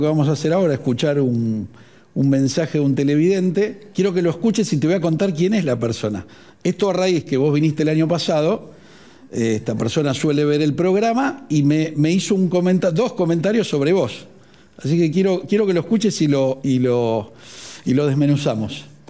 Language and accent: Spanish; Buenos Aires, Argentina; yo, yo, soy de Villa Devoto